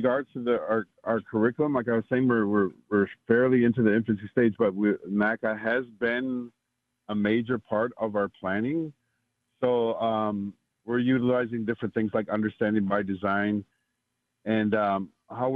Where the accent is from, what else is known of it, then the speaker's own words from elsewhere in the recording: Minneapolis, Minnesota, United States; I grew up in Minneapolis, right? And I grew up in... North Minneapolis